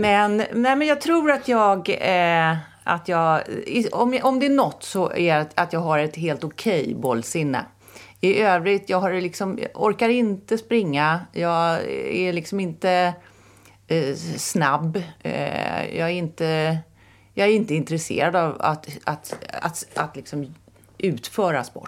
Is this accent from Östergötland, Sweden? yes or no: no; Täby, Stockholm County, Sweden; jag växte upp i Näsby Park